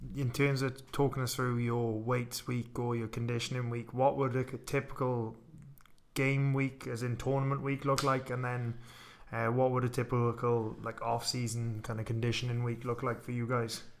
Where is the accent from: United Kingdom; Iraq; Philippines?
United Kingdom; Wales; when I was growing up in Wales